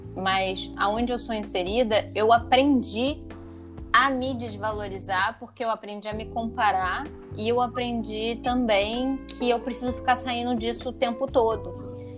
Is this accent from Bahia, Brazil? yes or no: no; Taubaté, São Paulo, Brazil; lá em Taubaté, onde eu nasci, morei, fui criada